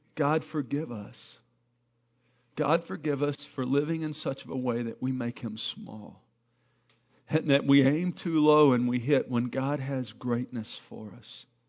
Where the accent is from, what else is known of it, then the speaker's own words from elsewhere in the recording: Arkansas, United States; moved away; I'm from Arkansas